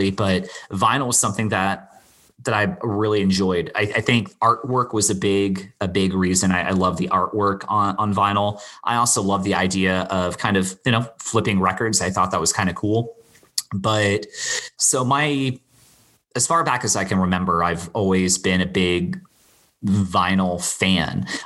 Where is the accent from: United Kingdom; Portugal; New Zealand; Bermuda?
Bermuda; also born or lived in Florida, United States; all three of those take me back to a very specific time growing up in Bermuda, you know, and I've spent I probably spent the same amount or close to the same amount of time in Bermuda as I did Florida.